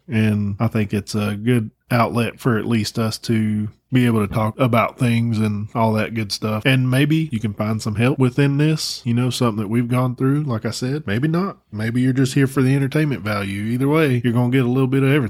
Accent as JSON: {"language": "English", "region": "Texas", "country": "United States", "tie": "born or raised there", "moved": "yes", "lives_now": "North Carolina, United States", "said": "I was born and raised in Texas. Uh, moved to North Carolina."}